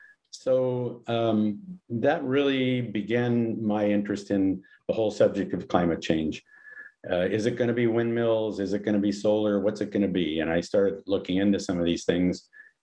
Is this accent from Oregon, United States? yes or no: no; California, United States; now in Hawaii, United States; I'm originally from California and I go way back there, obviously.